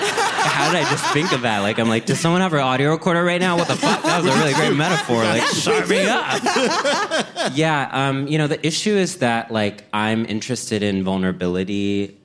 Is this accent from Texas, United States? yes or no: yes; College Station, Texas, United States; moved away; growing up in College Station, Texas